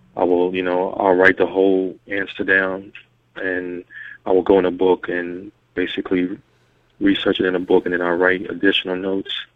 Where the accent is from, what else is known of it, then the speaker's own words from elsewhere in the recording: Louisville, Kentucky, United States; I'm from Louisville, Kentucky.